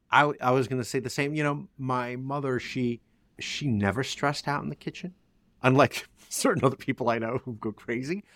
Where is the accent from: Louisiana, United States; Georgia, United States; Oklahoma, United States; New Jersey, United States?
New Jersey, United States; I'm from Jersey